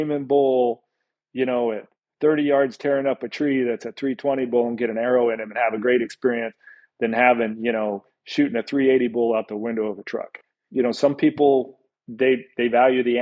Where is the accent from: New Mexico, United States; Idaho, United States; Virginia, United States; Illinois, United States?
New Mexico, United States; moved away; growing up in New Mexico